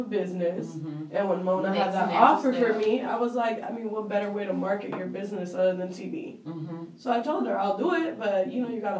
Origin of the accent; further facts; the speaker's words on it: Mexico; now in Miami, United States; I grew up in Mexico.